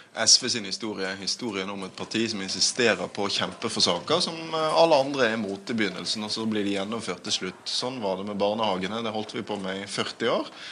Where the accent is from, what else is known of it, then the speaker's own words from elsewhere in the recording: Bergen, Vestland, Norway; min hjemby Bergen